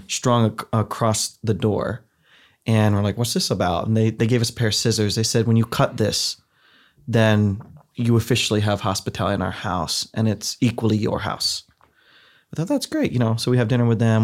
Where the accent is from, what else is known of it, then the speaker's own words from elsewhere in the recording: Ohio, United States; moved away; I grew up in the Midwest. I'm from the heartland, I'm from Ohio, where everybody goes to youth group.